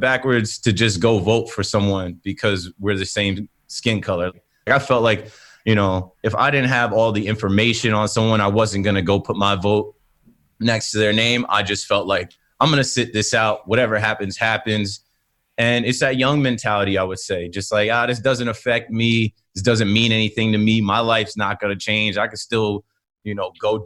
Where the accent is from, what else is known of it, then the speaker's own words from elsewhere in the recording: Ocean Township, New Jersey, United States; I am 32, originally from Ocean Township, New Jersey, Monmouth County.